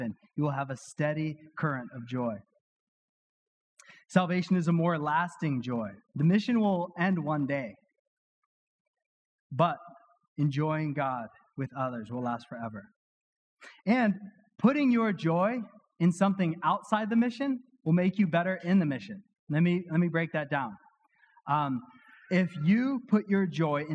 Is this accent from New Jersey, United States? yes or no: no; Weymouth, Massachusetts, United States; my hometown in Weymouth